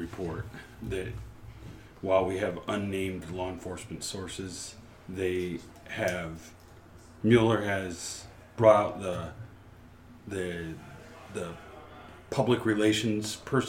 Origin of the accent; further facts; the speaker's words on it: Ferndale, Michigan, United States; Ferndale, Michigan.